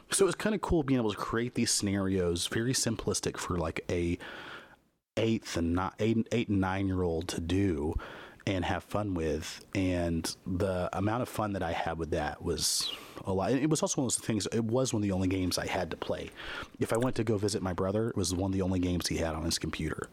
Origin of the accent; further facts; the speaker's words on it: Kansas, United States; I grew up in the Midwest in Kansas